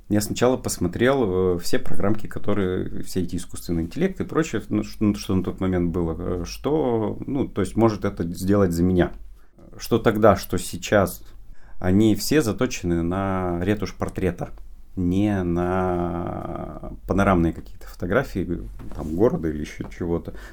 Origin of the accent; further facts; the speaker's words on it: Perm, Perm Krai, Russia; born there; я {S3} как раз родился в Перми, но, ну, во-первых, э, это в Голованово, Орджоникидзовский район